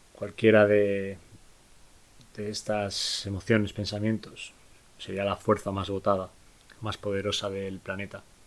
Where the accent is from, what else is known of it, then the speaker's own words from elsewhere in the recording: Spain; en mi país, en España